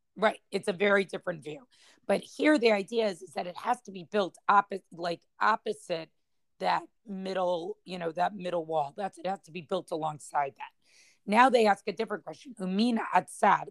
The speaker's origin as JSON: {"language": "English", "town": "Boston", "region": "Massachusetts", "country": "United States", "tie": "born or raised there", "said": "the shul that I grew up in in Boston"}